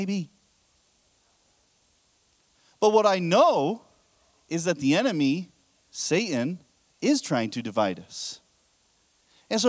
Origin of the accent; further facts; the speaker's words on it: United States; I'm American as well